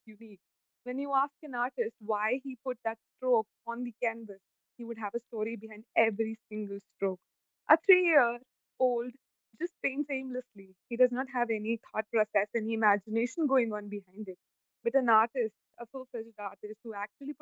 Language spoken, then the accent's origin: English; Jaipur, Rajasthan, India; I'm from Jaipur.